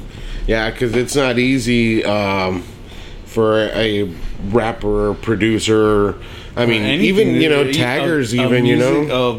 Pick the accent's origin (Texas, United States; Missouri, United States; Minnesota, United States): Texas, United States; Alamo; Alamo was pretty much it for me. Went to 2 different elementaries and middle school, high school.